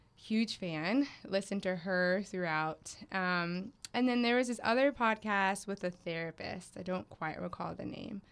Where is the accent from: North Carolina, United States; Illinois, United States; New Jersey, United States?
North Carolina, United States; Raleigh; my hometown that I identify with is Raleigh, North Carolina